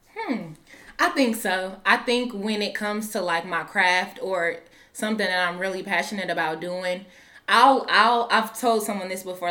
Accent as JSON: {"language": "English", "town": "Omaha", "region": "Nebraska", "country": "United States", "tie": "born or raised there", "moved": "as an adult", "lives_now": "Des Moines, United States", "said": "I'm originally from Omaha, Nebraska."}